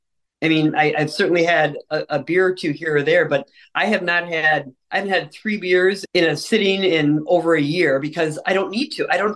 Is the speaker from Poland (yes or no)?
no; Ireland; I'm an Irish person, so I couldn't be more stereotypical drinker, potato eater, all of the above.